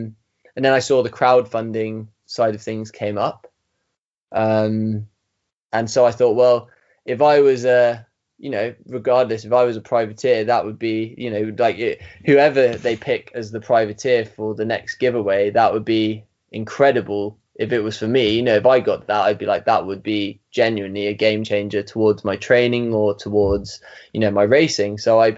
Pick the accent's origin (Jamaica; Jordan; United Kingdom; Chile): United Kingdom; England; So obviously it made me sound like I might have been from Wales. But anyway, so I told him I was from England